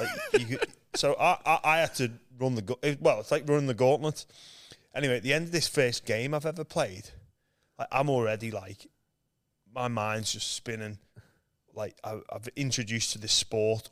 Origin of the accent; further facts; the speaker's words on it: Liverpool, North West England, United Kingdom; moved away as an adult; now in Australia; I was born in Liverpool, England, um, where there's no rugby league